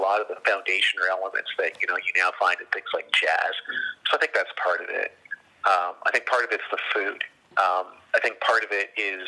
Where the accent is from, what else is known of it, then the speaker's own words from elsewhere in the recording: Canada; I associate myself as being a Canadian of African descent